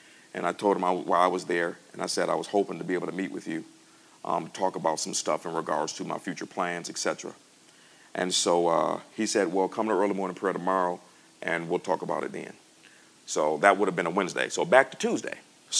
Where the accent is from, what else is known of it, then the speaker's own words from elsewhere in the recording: United States; I'm from America, you know.